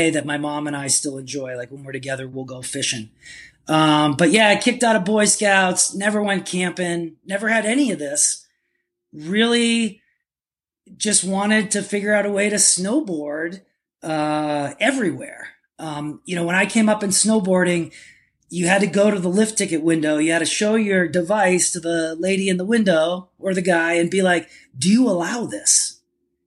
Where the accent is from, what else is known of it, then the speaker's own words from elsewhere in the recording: Boston, Massachusetts, United States; also born or lived in Prescott, Arizona; now in Silverton, United States; I was born in Boston